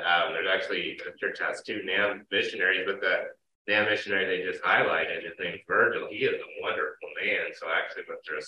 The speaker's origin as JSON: {"language": "English", "region": "Oklahoma", "country": "United States", "tie": "born or raised there", "moved": "yes", "said": "I grew up in Oklahoma"}